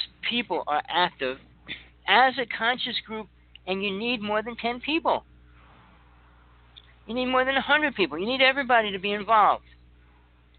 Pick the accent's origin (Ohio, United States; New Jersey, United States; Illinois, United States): New Jersey, United States; I grew up in Jersey